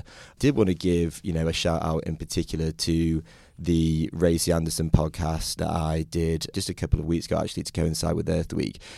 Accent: Yorkshire and the Humber, United Kingdom; moved away as an adult; now in Atlanta, United States; I'm from the United Kingdom. I'm originally from Yorkshire

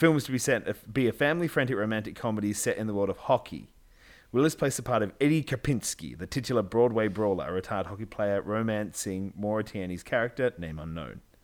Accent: Australia; we're Australian

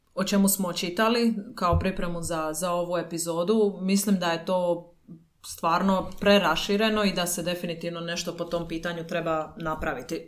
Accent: Dalmatia, Croatia; ja sam iz Dalmacije

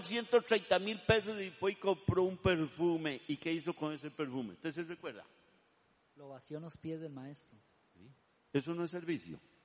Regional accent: Turrialba, Cartago, Costa Rica; also born or lived in Vargas Araya, San José; now in San José, Costa Rica; Yo vendo queso Turialba porque yo soy de Turialba

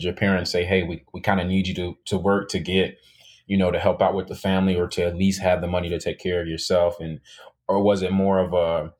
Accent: Chicago, Illinois, United States; I grew up in Chicago

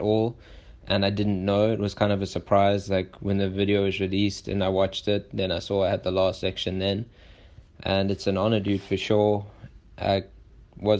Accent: South Africa; I come from South Africa

